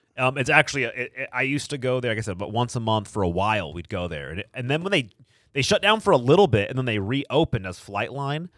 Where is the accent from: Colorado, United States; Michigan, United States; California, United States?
California, United States; Harmony; I grew up in Harmony